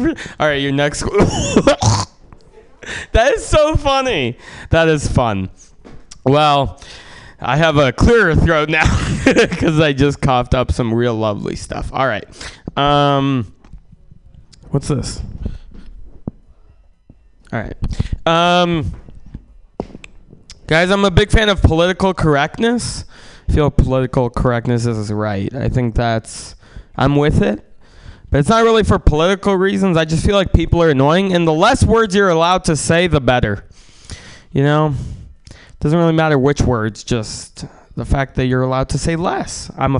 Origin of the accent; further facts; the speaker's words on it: San Francisco, California, United States; also born or lived in Russia; I... Grew up in San Francisco.